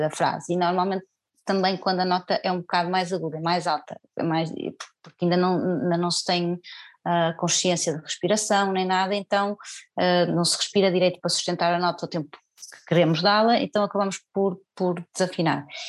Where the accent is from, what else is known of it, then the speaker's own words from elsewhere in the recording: Senhora da Hora, Norte, Portugal; moved away as an adult; also born or lived in Porto; now in Alentejo, Portugal; ainda na Senhora da Hora, onde eu nasci, ou seja, que era, pronto, era uma terra pequena